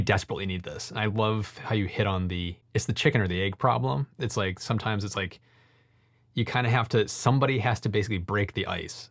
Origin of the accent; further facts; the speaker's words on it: United States; as an American